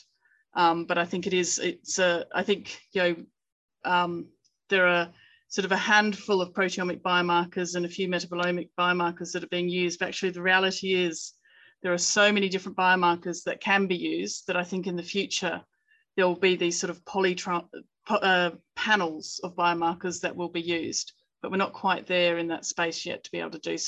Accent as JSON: {"language": "English", "country": "United Kingdom", "said": "we're British authors"}